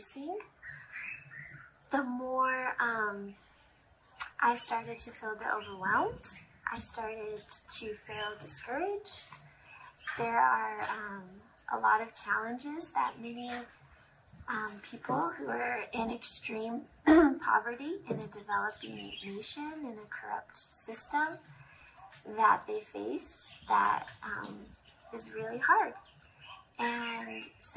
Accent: United States; moved away as an adult; now in Zambia; I grew up in America in a really good family, a good church.

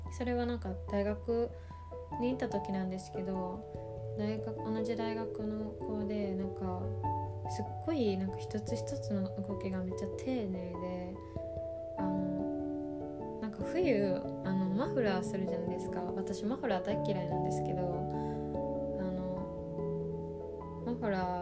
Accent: Osaka, Japan; born or raised there

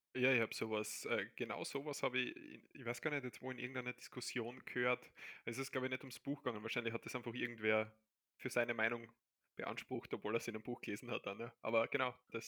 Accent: Austria; also born or lived in Barcelona; bei uns der ORF

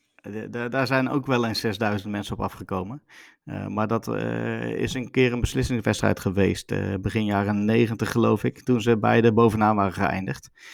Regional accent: Veenendaal, Utrecht, Netherlands; bij ons in Veenendaal

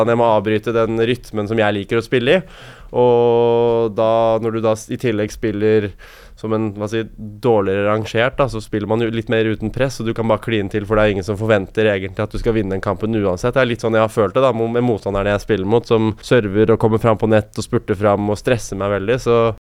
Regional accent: Norway; her hjemme i Norge

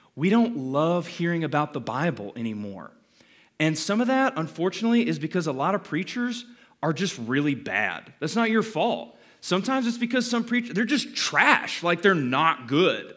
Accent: Calhoun, Georgia, United States; I was born in Calhoun, um, thirty minutes up the road from here

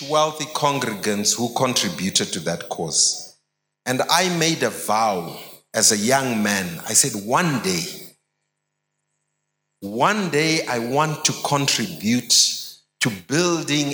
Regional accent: Harare, Zimbabwe; I grew up in Highfields

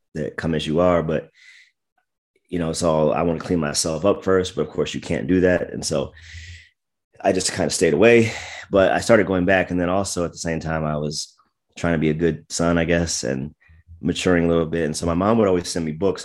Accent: United States; moved away; also born or lived in Washington, D.C. / Maryland / Virginia; I was born in D C, grew up in Maryland and Virginia

